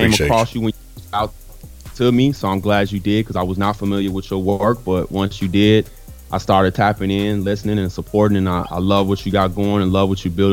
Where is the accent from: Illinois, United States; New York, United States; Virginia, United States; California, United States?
Illinois, United States; Chicago; also born or lived in Flossmoor, Illinois; Lived in the city of Chicago, grew up on the far east side